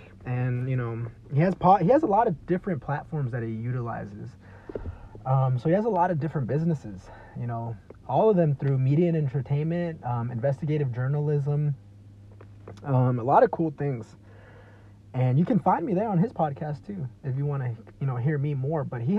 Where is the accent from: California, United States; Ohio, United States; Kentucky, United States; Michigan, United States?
California, United States; I'm from California. I live in California.